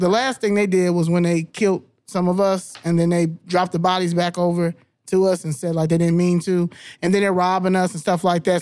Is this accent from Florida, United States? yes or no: no; Albany, New York, United States; first language English; I was born in Albany, New York